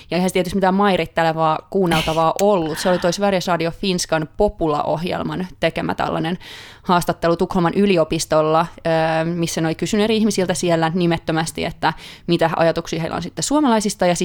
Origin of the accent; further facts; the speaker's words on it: Finland; accent: Finnish; also born or lived in Sweden; now in Stockholm, Sweden; Ja sitten ne kuulee tietty, että mä tuun Suomesta siitä mun ö, aksentistani.